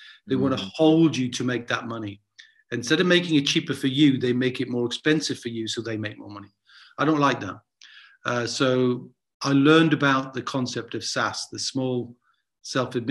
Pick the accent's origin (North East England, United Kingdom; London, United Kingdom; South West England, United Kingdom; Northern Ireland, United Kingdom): North East England, United Kingdom; Newcastle upon Tyne; when I was growing up in Newcastle and I asked my dad about money, I'd get a clip round the ear